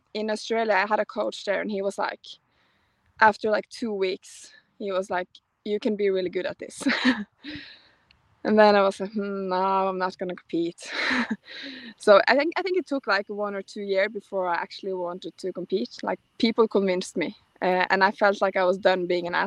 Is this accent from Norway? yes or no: yes; Northern Norway, Norway; now in Oslo, Norway; I grew up in a pretty small city in Norway, like in northern Norway, without any CrossFit gyms.